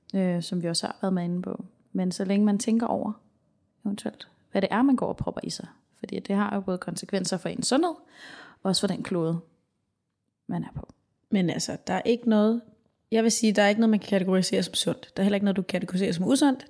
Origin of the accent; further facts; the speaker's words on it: Denmark; vi danskere